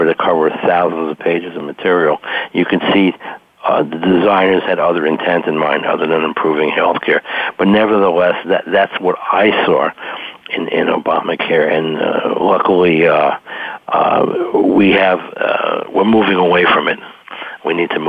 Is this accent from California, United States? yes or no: no; New York, United States; now in Maryland, United States; I'm originally from New York